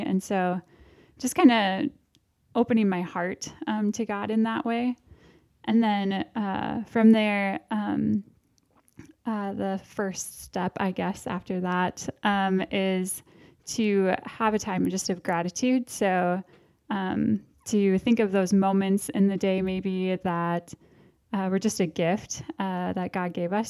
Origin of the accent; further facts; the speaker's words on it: Park Rapids, Minnesota, United States; also born or lived in Moorhead, Minnesota; now in Duluth, United States; I am from Park Rapids, Minnesota. So west of here, Lakes Country